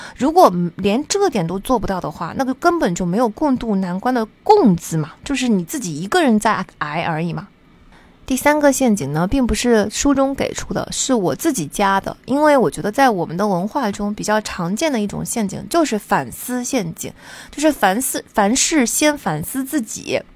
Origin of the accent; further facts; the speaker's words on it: China; 我们中国人总是在乎努力、勤奋